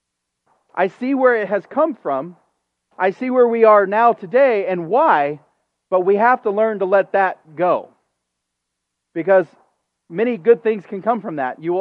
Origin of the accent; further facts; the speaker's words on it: United States; as an American